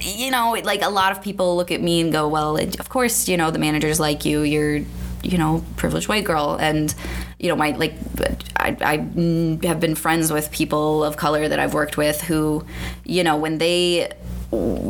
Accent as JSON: {"language": "English", "region": "Iowa", "country": "United States", "tie": "born or raised there", "moved": "as an adult", "lives_now": "Minneapolis, United States", "said": "ever since I moved here from Iowa to go to college, and Iowa is not the same. I remember getting into an argument with a teacher in high school about, like, they just built a giant sportsplex in my hometown"}